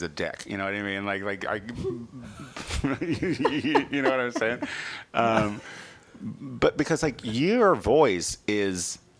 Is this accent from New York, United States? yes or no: no; Clinton, Illinois, United States; moved away as an adult; now in Los Angeles, United States; I'm very proud of coming from Central Illinois because I'm one of the few that's not on meth.